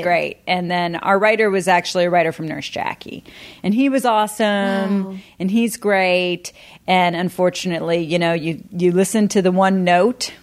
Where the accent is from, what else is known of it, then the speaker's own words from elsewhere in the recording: Dallas, Texas, United States; moved away; also born or lived in Los Angeles / New York; I'm from Dallas